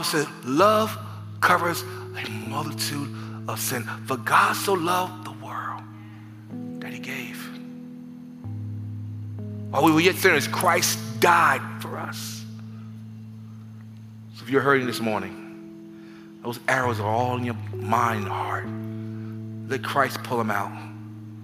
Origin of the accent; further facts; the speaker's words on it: New York City, New York, United States; I'm from the Bronx